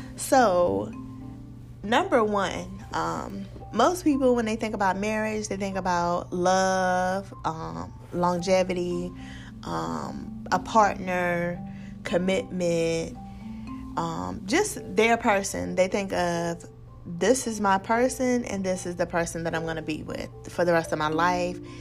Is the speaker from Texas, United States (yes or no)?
no; Virginia, United States; I am from Virginia